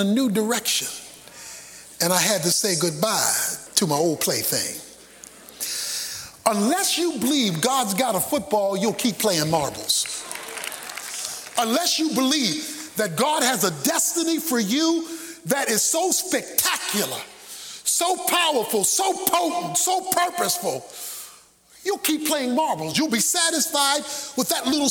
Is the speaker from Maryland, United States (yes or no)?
yes; Baltimore, Maryland, United States; When I was a boy growing up in Baltimore as a young kid